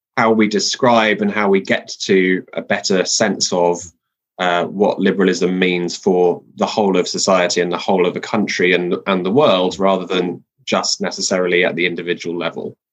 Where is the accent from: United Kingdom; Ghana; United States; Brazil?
United Kingdom; London; I'm a Londoner by background